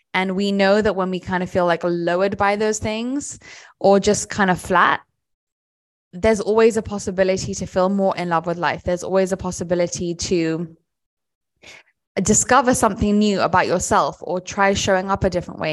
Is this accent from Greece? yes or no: no; United Kingdom; I'm British